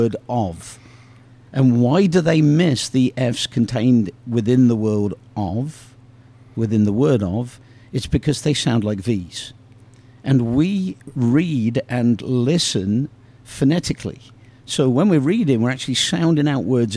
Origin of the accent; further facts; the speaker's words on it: Oxford, South East England, United Kingdom; growing up in Oxford is this wonderful community